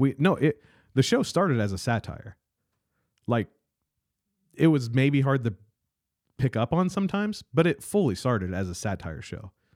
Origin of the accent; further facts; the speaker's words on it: South Adams, Indiana, United States; moved away as an adult; I moved away from South Adams